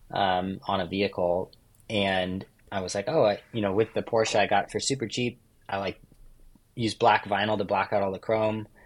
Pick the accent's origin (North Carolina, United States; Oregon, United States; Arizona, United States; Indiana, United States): Oregon, United States; Like growing up in Oregon, there's a lot of logging trucks and uh, work trucks